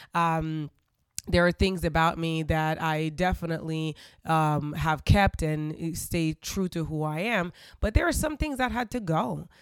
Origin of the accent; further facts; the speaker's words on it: Haiti; I grew up in Haiti.